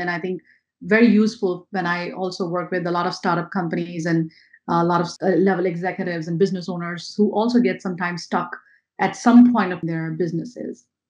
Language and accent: English; India; moved away as an adult; now in New York, United States; I'm not born and brought up in America. I'm born and brought up in India